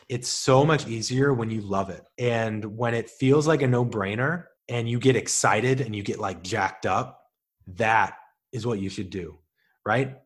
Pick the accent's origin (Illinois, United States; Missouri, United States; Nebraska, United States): Missouri, United States; St. Louis; now in Los Angeles, United States; I'm from Saint Louis